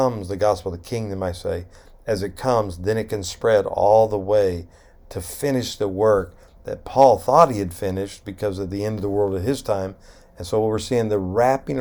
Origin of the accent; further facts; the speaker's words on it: United States; as an American